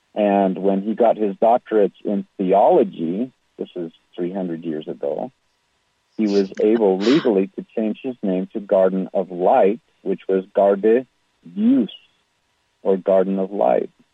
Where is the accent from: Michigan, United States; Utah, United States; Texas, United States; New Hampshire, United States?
Utah, United States; West Jordan; also born or lived in Salt Lake City; raised in a suburb called West Jordan